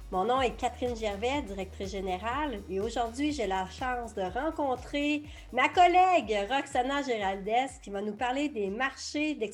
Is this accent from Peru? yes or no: yes; Peru; Pour moi, eh, les autres marchés explorés, ça pourrait être le Chili, le Pérou, mon pays d'origine